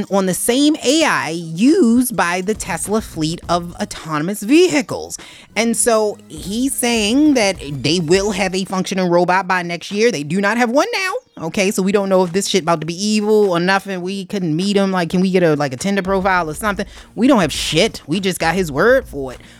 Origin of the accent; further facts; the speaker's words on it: Canada; You would think, you know, being a Canadian, Canadians usually be nice